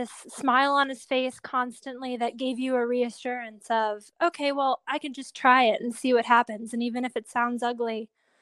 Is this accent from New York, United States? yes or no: yes; Buffalo, New York, United States; I'm from Buffalo, New York. I started taking acting classes at Shays Performing Arts when I was maybe 7